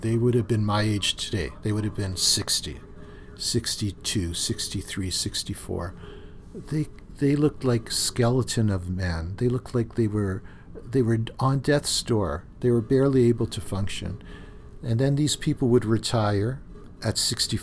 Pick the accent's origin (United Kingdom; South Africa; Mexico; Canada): Canada; Thunder Bay, Ontario; When I was growing up in Thunder Bay, I had a part-time job at the grain elevators